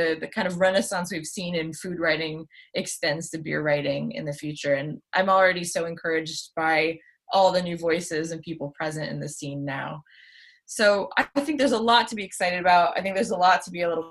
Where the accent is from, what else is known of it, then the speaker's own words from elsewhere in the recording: United States; now in United Kingdom; I am American originally